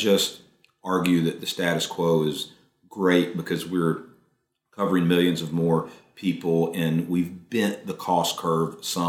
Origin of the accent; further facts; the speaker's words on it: Raleigh, North Carolina, United States; Raleigh, I grew up in Raleigh, North Carolina.